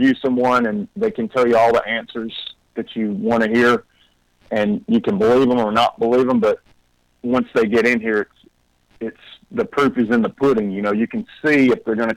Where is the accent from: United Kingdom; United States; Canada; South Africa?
United States; Tennessee; now in Athens, United States; I grew up in Tennessee, so I was accustomed to snow